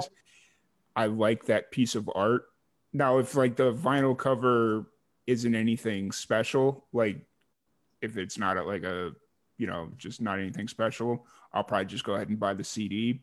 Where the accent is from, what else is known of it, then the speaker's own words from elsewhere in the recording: Chicago, Illinois, United States; moved away as an adult; originally I'm from Chicago